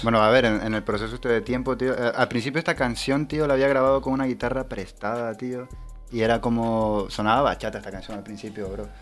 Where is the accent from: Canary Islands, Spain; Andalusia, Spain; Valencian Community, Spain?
Canary Islands, Spain; Tenerife; moved away as an adult; also born or lived in Peru; now in Madrid, Spain; vengo de Tenerife, eh, soy nacido peruano, pero criado en Tenerife